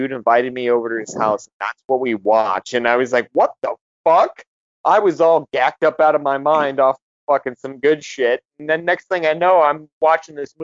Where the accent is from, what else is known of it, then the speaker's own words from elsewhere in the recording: Montana, United States; I grew up in Montana